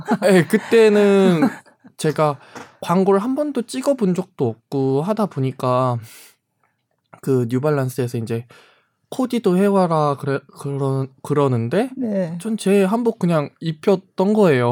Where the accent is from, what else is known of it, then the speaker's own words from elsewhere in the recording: Jeonju, North Jeolla, South Korea; also born or lived in Namwon; 제가 전주에서 이제 학창 시절을 보냈는데